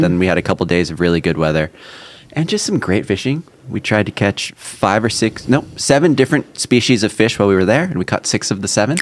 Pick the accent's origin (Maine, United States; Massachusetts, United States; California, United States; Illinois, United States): California, United States; growing up in California